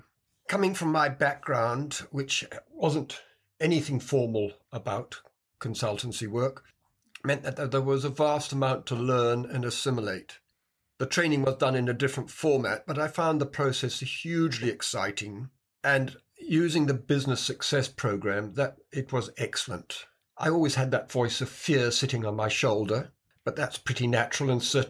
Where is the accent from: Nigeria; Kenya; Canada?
Kenya; also born or lived in United Kingdom; I was brought up in Kenya and then went back to Britain and went to university there and qualified as a civil engineer.